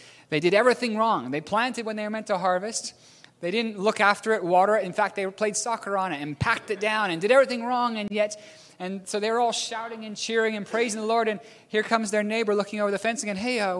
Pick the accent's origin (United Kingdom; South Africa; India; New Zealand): New Zealand; accent: strange; also born or lived in Philippines; I'm a New Zealander born in the Philippines. I have a strange accent.